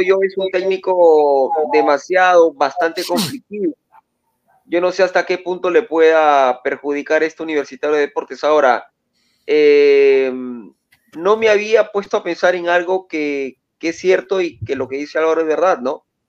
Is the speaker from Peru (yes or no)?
yes; Sullana, Piura, Peru; yo que soy de Suyana